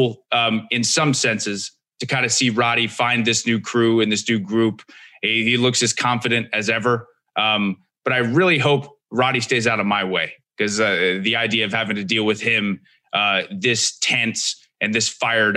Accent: Lancaster, Pennsylvania, United States; moved away; I'm originally from Lancaster, Pennsylvania

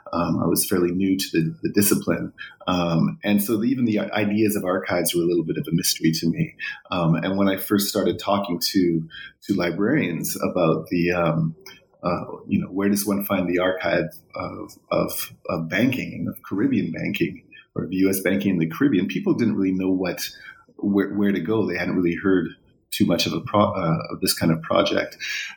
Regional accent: Vancouver, British Columbia, Canada; Before that, I was raised in Vancouver, went to Simon Fraser University there

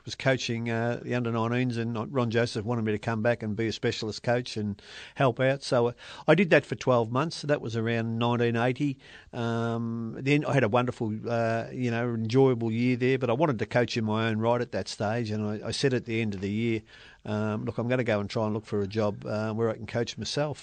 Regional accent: Melbourne, Victoria, Australia; I was brought up in Station Street, Carlton

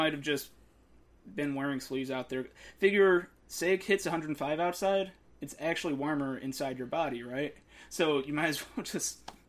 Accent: Chicago, Illinois, United States; I'm from Chicago, I'm kind of used to it.

